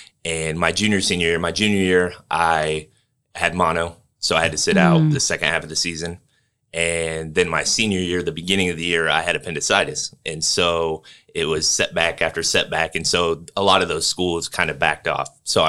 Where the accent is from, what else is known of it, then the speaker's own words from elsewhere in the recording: Bushnell, Illinois, United States; moved away as an adult; also born or lived in Monmouth, Illinois / Peoria, Illinois / Elgin, Illinois; now in Indiana, United States; I grew up in Bushnell, Illinois.